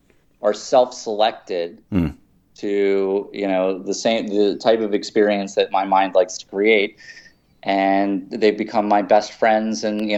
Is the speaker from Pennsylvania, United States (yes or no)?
yes; Philadelphia, Pennsylvania, United States; Southwest Philadelphia, actually.